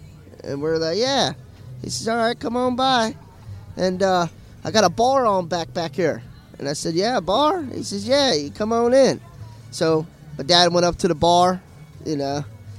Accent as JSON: {"language": "English", "town": "Melbourne", "region": "Florida", "country": "United States", "also_born_or_lived": "Tennessee", "said": "Melbourne, Florida."}